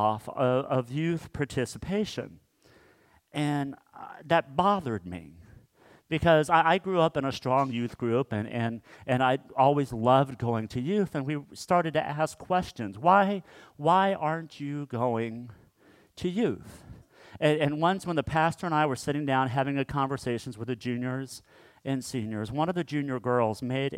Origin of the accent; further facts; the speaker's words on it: Kansas, United States; growing up in Kansas, we would drive up to my dad's hometown called Mankato, Kansas.